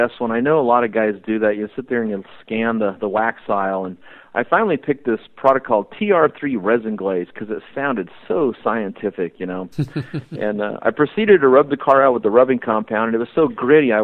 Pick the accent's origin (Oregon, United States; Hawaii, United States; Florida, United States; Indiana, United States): Oregon, United States; Albany; I grew up in Albany, Oregon, and I'd been swimming in the Kalapuya River all my life